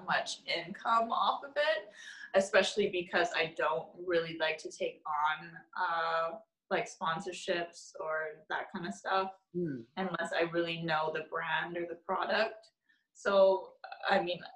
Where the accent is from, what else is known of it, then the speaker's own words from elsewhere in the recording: Vancouver, British Columbia, Canada; also born or lived in Toronto; born and raised here in Vancouver.